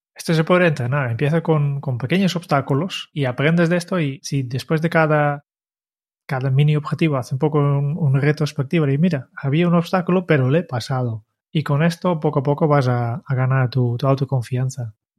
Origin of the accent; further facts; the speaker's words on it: Netherlands; now in Spain; como holandés